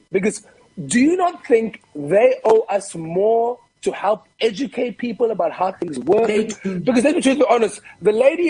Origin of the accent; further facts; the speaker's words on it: Cape Town, Western Cape, South Africa; I grew up in Kukuletu Lange, which is a township, and then when we were allowed, we moved into a white area.